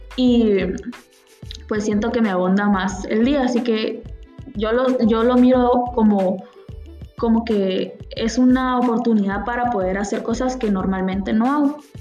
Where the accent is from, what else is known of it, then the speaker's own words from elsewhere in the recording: San Antonio Suchitepéquez, Suchitepéquez, Guatemala; also born or lived in Concord, California, United States / Palín, Guatemala; Soy originaria de San Antonio Suchitepeques y soy estudiante. No toda mi vida he vivido en San Antonio, pues viví en Concord, California por cuatro años y algo